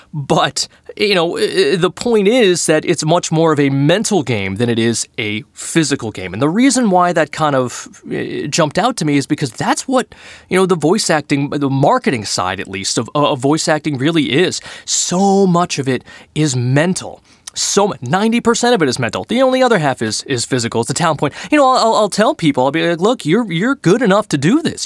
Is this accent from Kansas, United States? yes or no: no; Boston, Massachusetts, United States; I am from Boston